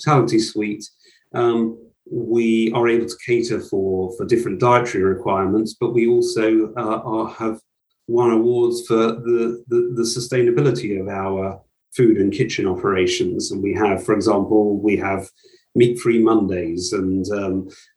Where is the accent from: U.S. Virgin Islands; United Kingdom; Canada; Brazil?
United Kingdom; Brighton and Hove, South East England; I grew up in Brighton and Hove